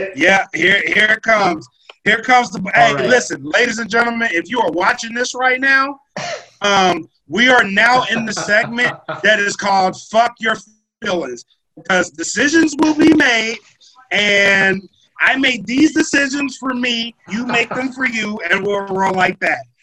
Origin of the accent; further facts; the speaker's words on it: Louisiana, United States; I'm from Louisiana